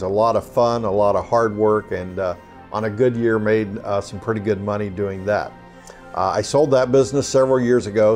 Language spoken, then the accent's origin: English; Southeast Kansas, United States; moved away as an adult; also born or lived in St. Louis area; now in Cincinnati, United States; I grew up in Southeast Kansas, went to college there, and became a teacher